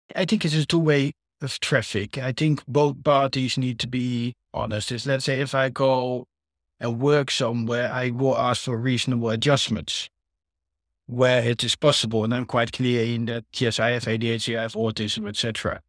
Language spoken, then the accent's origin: English; Netherlands; now in United Kingdom; I'm from the Netherlands